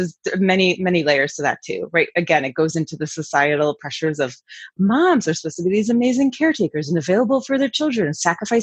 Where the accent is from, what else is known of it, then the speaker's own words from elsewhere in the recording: New York City, New York, United States; moved away; I'm from New York City originally.